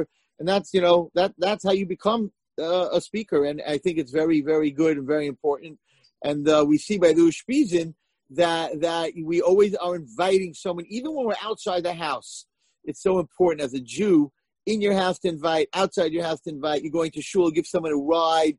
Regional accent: United States; I'm American

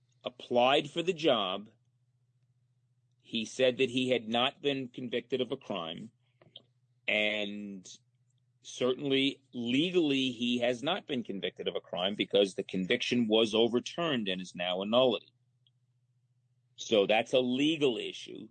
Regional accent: Monticello, New York, United States; I grew up in Muncie.

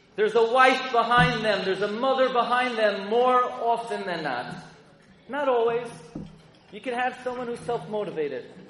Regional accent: New York City, New York, United States; I grew up in Flatbush and Avenue M and East 31st

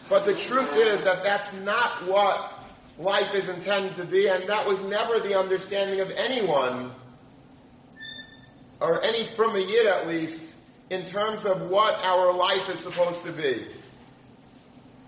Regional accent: United States; we grew up in America.

